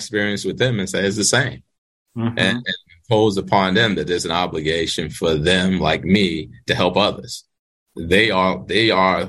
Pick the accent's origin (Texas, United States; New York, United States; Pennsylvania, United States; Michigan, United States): New York, United States; New York City; also born or lived in Manhattan; When I was 10 years old, one of the things that my mother taught us when we moved from Brooklyn to Manhattan